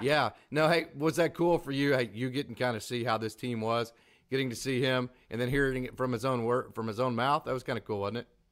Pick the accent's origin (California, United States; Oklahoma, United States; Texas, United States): Oklahoma, United States; accent: Oklahoma; my Oklahoma accent